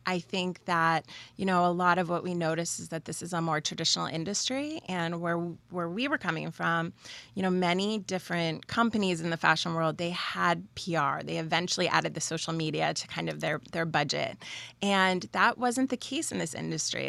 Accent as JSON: {"language": "English", "region": "Pennsylvania", "country": "United States", "tie": "born or raised there", "moved": "yes", "lives_now": "Red Bank, New Jersey, United States", "said": "we grew up in Pennsylvania"}